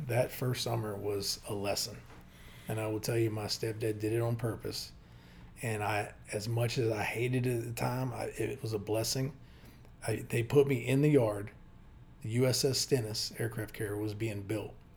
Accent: Hampton, Virginia, United States; moved away as an adult; also born or lived in Windsor, Virginia / Texas / Richmond, Virginia; I grew up in Hampton, Virginia

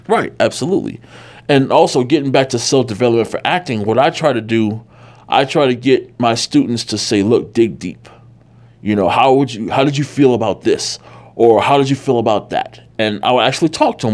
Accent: Chicago, Illinois, United States; now in California, United States; growing up in Chicago

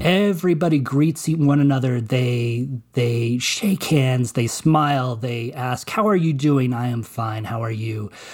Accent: Colorado, United States; also born or lived in Alamosa, Colorado; I grew up in Colorado, right? I live in Colorado, uh, have lived here all this, all these many, many years

